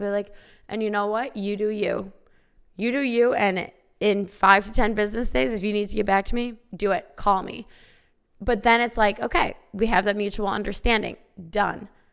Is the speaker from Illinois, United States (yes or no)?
yes; small town Illinois, United States; I went to high school in small town Illinois